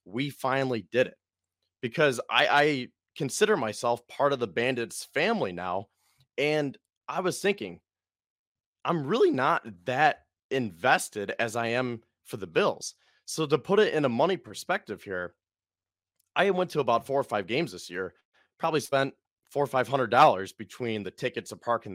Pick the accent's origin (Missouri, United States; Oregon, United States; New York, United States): New York, United States; Fredonia; I'm not from Cuse. I'm from Fredonia.